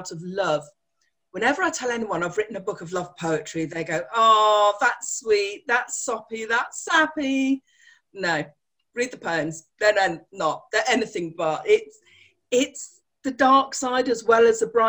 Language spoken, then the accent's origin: English; London, United Kingdom; now in Worcester, United Kingdom; I live in the beautiful city of Worcester, although originally I was born in London